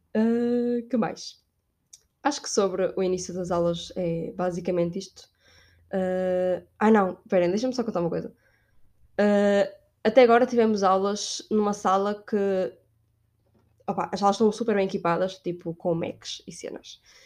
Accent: Braga, Norte, Portugal; moved away as an adult; now in Spain; eu sou de Braga, é norte de Portugal.

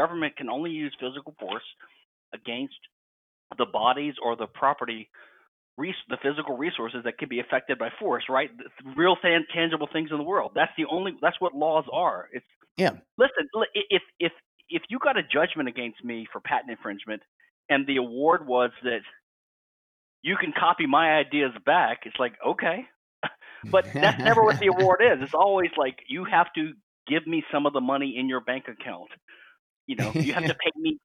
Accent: Louisiana, United States; I'm from Louisiana

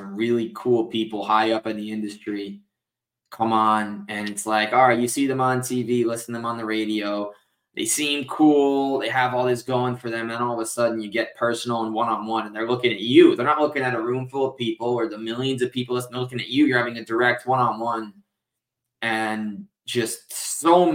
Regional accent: United States; you and I both growing up in the New Jersey, New York area

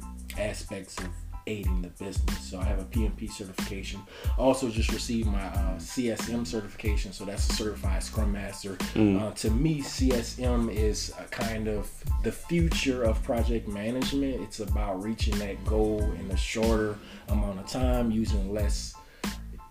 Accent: New Orleans, Louisiana, United States; also born or lived in San Antonio, Texas; I'm a native of New Orleans. I grew up in New Orleans East

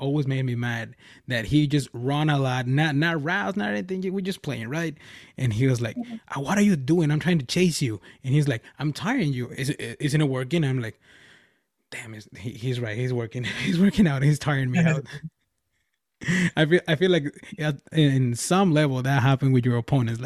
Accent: Mexico; now in California, United States; I'm from Mexico

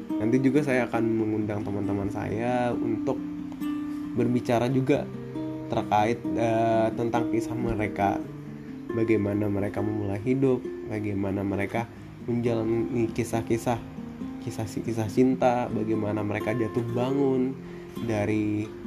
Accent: Baturaja, South Sumatra, Indonesia; asal saya dari Batur Raja, Sumatera Selatan, Indonesia

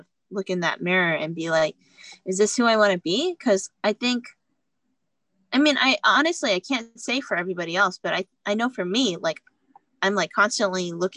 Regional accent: Houston, Texas, United States; moved away as an adult; now in New York City, United States; my hometown, Houston

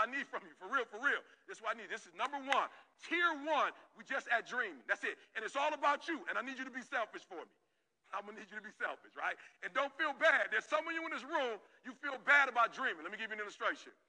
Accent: Detroit, Michigan, United States; I'm from Detroit

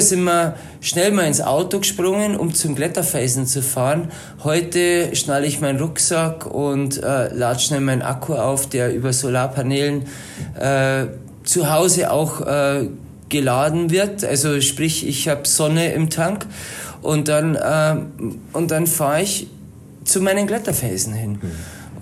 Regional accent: Palling, Bavaria, Germany; now in Berchtesgaden, Germany; also sprich im Chiemgau, äh, dort wo ich herkomme, in Palling

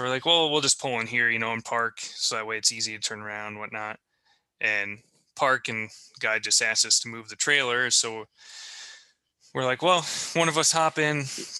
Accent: Cedar Rapids, Iowa, United States; Yeah, I'm from Cedar Rapids. That's like a 4-hour drive, right?

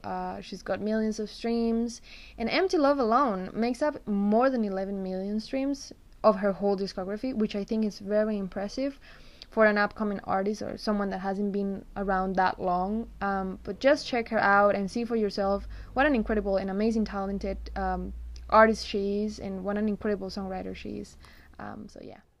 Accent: Costa Rica; I'm actually from Costa Rica

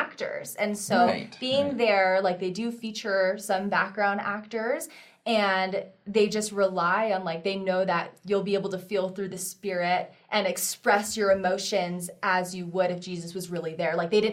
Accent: Utah, United States; growing up in Utah for 10 years, like, I would be the only Asian person

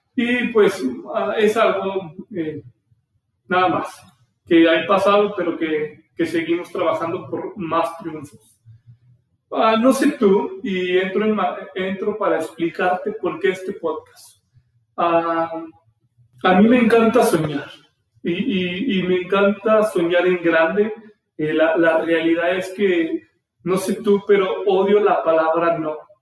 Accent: Aguascalientes, Mexico; soy de Aguascalientes, nací aquí

